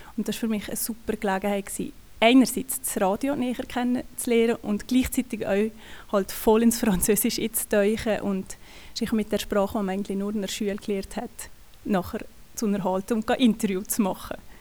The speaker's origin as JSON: {"language": "German", "region": "Valais", "country": "Switzerland", "tie": "born or raised there", "moved": "as an adult", "lives_now": "Bern, Switzerland", "said": "Ich komme aus dem Wallis ursprünglich, bin da aufgewachsen"}